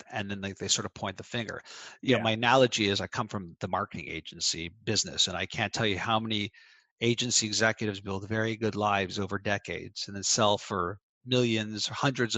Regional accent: Canada; I'm Canadian.

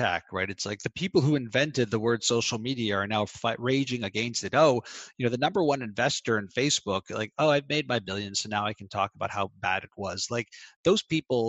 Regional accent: Canada; I'm Canadian.

